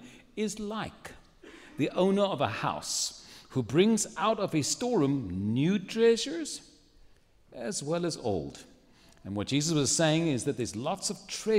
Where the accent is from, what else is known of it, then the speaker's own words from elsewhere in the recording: Cape Town, Western Cape, South Africa; moved away as an adult; now in San Antonio, United States; I was born and raised in Cape Town, South Africa